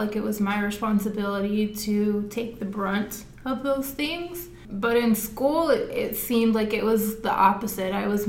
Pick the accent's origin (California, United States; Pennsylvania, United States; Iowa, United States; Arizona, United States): Arizona, United States; Phoenix; now in Surprise, United States; So I grew up in Maryville.